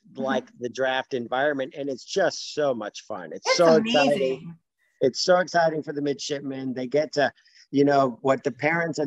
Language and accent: English; Fort Lauderdale, Florida, United States; moved away as an adult; I grew up in Fort Lauderdale, Florida